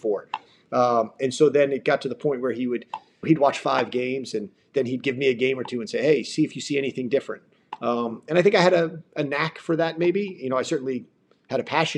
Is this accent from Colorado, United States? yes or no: no; New York City area suburbs, United States; moved away; I grew up in the New York City area, in the suburb of New York City